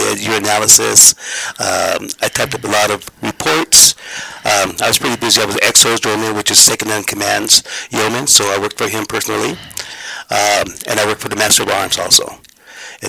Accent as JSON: {"language": "English", "town": "Denver", "region": "Colorado", "country": "United States", "tie": "born or raised there", "said": "I was born and raised here in Denver, Colorado"}